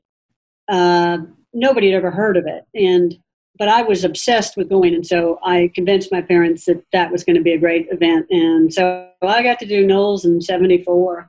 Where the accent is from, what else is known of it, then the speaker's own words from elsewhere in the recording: Charlotte, North Carolina, United States; moved away; Growing up in North Carolina, I grew up in the out in Charlotte, which at the time was about 150,000 people.